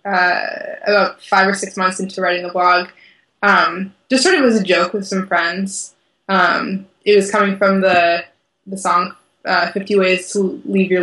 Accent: Watertown, Massachusetts, United States; also born or lived in Boston; now in Madison, United States; I grew up in Watertown, which has a wide array of like Armenian markets

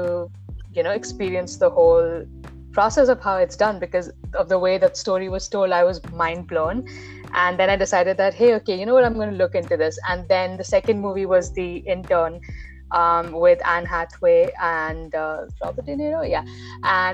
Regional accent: Dubai, United Arab Emirates; I grew up in Dubai

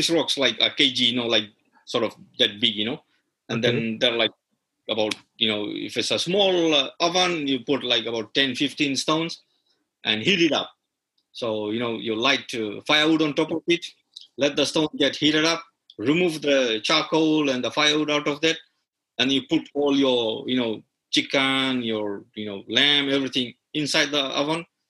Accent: Fiji; you'll find the similar in Fiji because, you know, we are brought from India

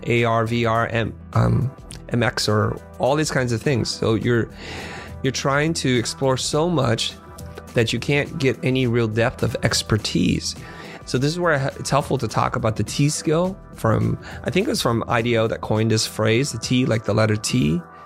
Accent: San Jose, California, United States; also born or lived in Vietnam / Kansas City, Missouri; now in Los Angeles, United States; we moved to San Jose, which is Silicon Valley. And that's where I spent the majority of my childhood

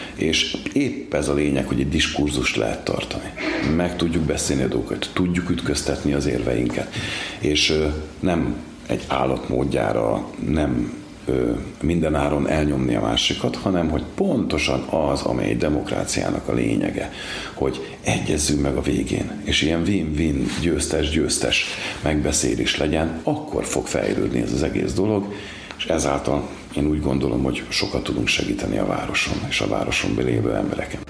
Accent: Komló, Baranya, Hungary; moved away as an adult; now in Pécs, Hungary; Igaz, hogy Komlón születtem, 33 évig Komlón is laktam, dolgoztam a bányáknál, később költöztem idebe Pécsre

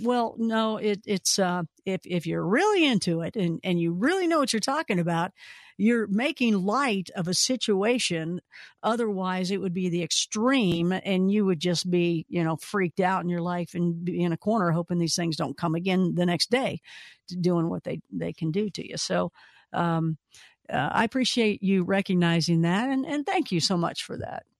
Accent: Kentucky, United States; we're both from Kentucky, so we have the same exact sense of humor, same type of, everybody sounds the same there

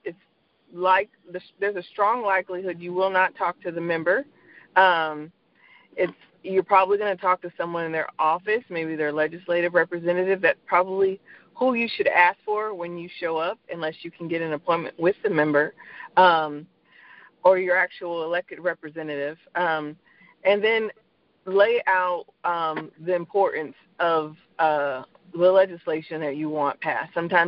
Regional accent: Fayetteville, North Carolina, United States; So first and foremost, I'm an Army brat. I grew up in and around Army bases, and my dad served 35 years in the U.S. Army, Green Beret. So when you grow up in a town that is surrounded by a base such as Fayetteville, North Carolina

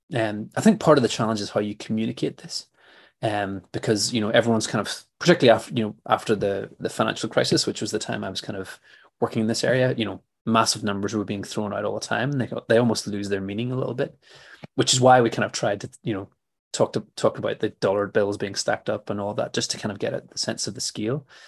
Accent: Belfast, Northern Ireland, United Kingdom; I grew up in in Belfast in the 1980s

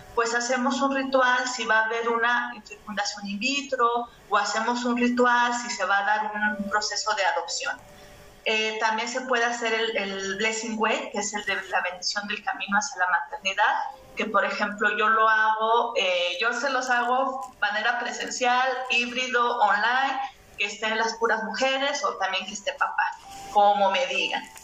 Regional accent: Mexico; nosotras eh, como mexicanas

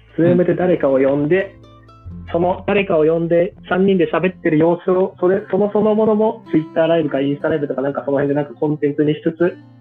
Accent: Hokkaido, Japan; moved away; 地元の北海道

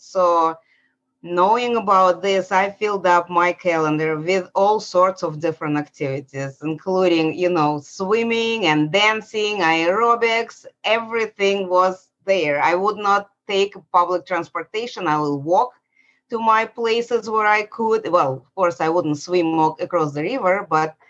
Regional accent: Saint Petersburg, Russia; moved away as an adult; now in Atlanta, United States; I was born in St. Petersburg, Russia. It was Soviet Union.

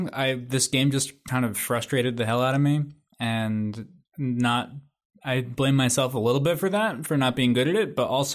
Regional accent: New Jersey, United States; I'm from New Jersey.

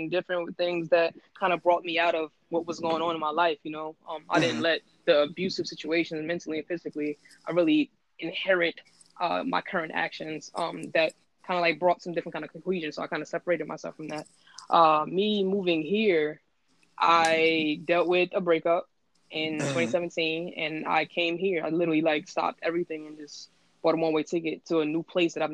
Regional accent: Newark, New Jersey, United States; moved away as an adult; also born or lived in Brooklyn, New York / Greenwich Village, New York / DMV (Washington D.C. area); now in Oahu, Hawaii, United States; I'm originally from Brooklyn. I was raised in Newark, New Jersey

